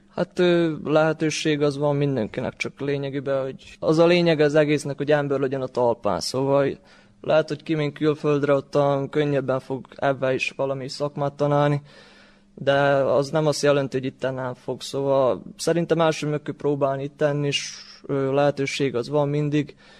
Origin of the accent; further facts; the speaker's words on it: Torda, Vojvodina, Serbia; én itt születtem